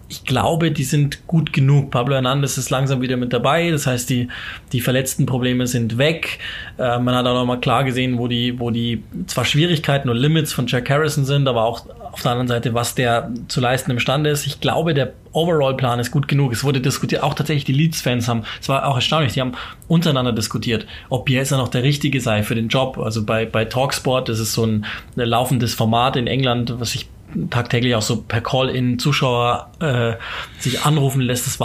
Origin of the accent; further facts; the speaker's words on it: Germany; Also wie gesagt, wir sind Deutsche.